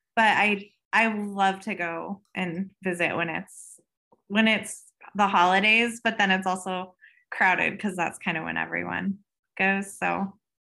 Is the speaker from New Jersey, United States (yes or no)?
no; Colorado, United States; I live, um, in Colorado, so I'm a third generation, generation native.